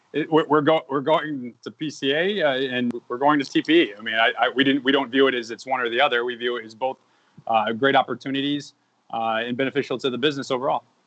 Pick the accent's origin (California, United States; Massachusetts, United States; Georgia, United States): Massachusetts, United States; I grew up in Massachusetts